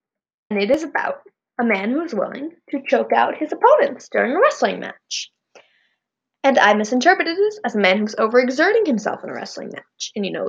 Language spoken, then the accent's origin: English; California, United States; also born or lived in Indiana; I was born in Indiana, but my family moved out to California when I was, like, a year old